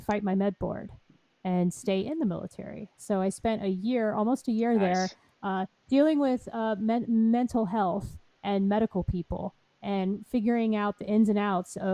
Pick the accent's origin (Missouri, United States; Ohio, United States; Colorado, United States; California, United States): Ohio, United States; Columbus; moved away as an adult; also born or lived in Keflavik, Iceland; now in Norfolk, United States; I'm originally from Columbus, Ohio